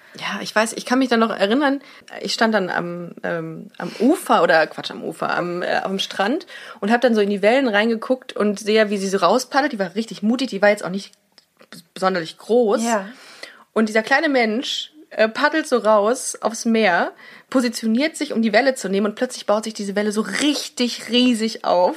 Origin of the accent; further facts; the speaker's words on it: Germany; wir sind aus Deutschland